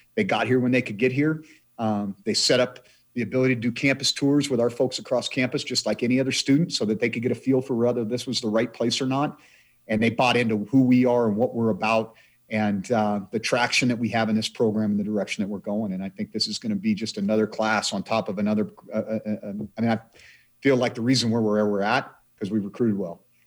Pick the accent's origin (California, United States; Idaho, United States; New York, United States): Idaho, United States; now in Montana, United States; my home state of the, the state of Idaho